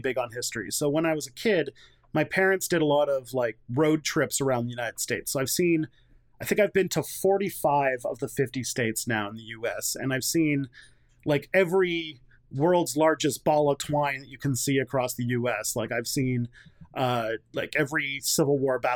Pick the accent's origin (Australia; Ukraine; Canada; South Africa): Canada; as a Canadian